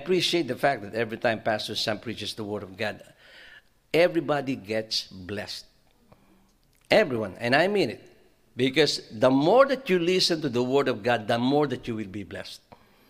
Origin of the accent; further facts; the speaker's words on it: Philippines; moved away; when I was growing up in the Philippines